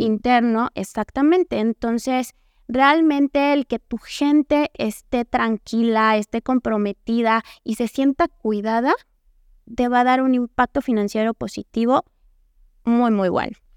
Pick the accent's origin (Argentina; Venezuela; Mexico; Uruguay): Mexico; como mexicanos, latinoamericanos